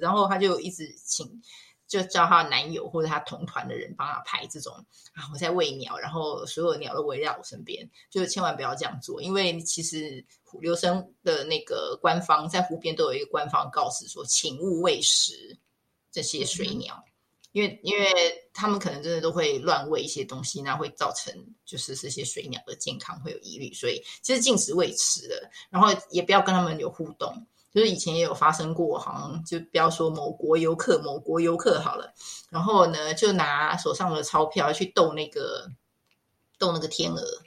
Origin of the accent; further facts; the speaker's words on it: Taiwan; 我们亚洲人或我们台湾人